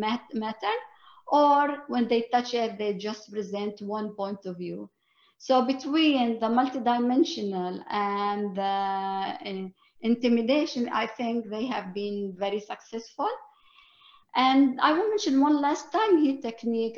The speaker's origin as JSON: {"language": "English", "country": "Palestine", "also_born_or_lived": "East Jerusalem", "moved": "as an adult", "lives_now": "United States", "said": "I'm a Christian Palestinian. I was a teacher in East Jerusalem"}